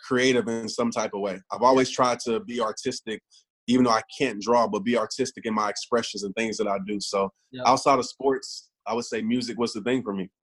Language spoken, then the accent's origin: English; Kenner, Louisiana, United States; I grew up in New Orleans, uh, Kenner, Louisiana